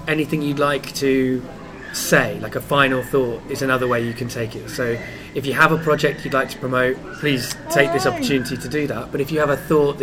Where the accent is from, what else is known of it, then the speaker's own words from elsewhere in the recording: England, United Kingdom; I'm English